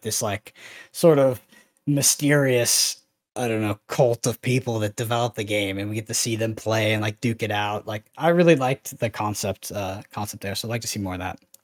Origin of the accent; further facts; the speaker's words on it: Texas, United States; I grew up in Texas